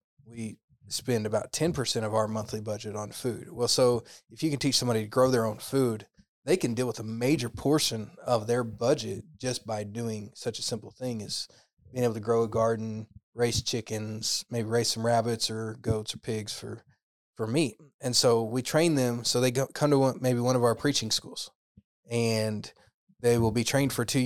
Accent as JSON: {"language": "English", "region": "Oklahoma", "country": "United States", "tie": "born or raised there", "also_born_or_lived": "Tennessee / Texas", "said": "I grew up in Oklahoma"}